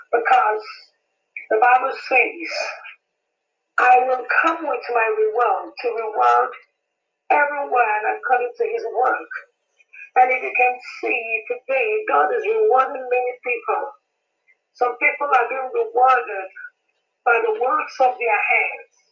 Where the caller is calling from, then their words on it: Nigeria; I am calling and uh, I am speaking from Nigeria.